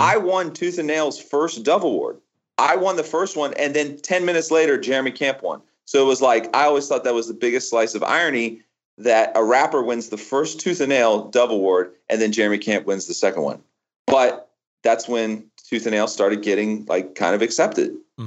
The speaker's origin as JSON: {"language": "English", "region": "Florida", "country": "United States", "tie": "born or raised there", "said": "I grew up in Florida, right? I never known anything but Florida"}